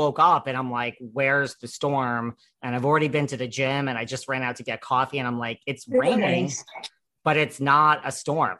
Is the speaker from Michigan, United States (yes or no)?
no; Orange, Connecticut, United States; moved away as an adult; now in New York City, United States; I'm from Orange, Connecticut originally, like right past Fairfield.